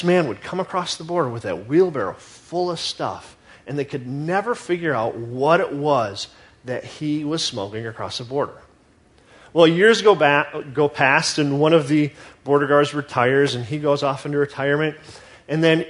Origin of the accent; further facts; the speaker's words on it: United States; as American Christians